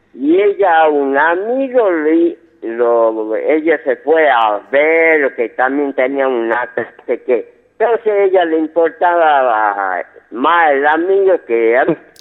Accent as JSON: {"language": "Spanish", "town": "Yerba Buena", "region": "Tucumán", "country": "Argentina", "said": "de 59 años, soy de Yerba Buena"}